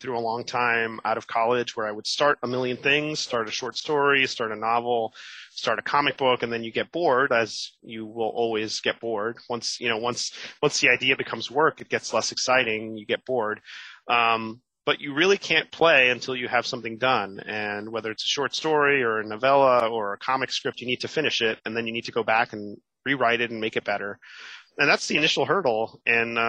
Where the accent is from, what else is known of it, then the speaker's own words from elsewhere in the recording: Miami, Florida, United States; moved away as an adult; also born or lived in New York; my hometown of Miami